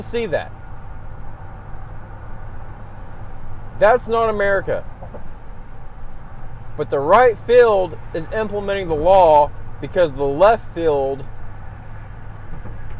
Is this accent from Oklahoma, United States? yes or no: yes; Oklahoma, United States; I'm from Oklahoma, so I'm gonna say y'all.